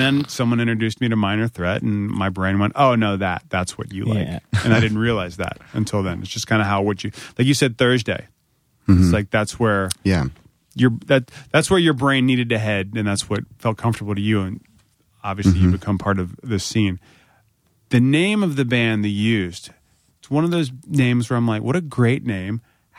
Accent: Virginia, United States; You know, like growing up in Virginia, like I remember when … started.

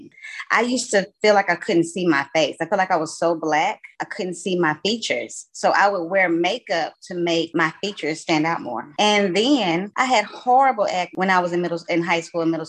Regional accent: East Texas, United States; I am from East Texas

